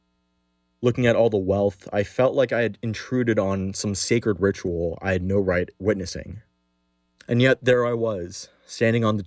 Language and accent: English; Los Angeles, California, United States; I'm from Los Angeles, and there's a certain novelty in seeing your hometown in the eyes of a tourist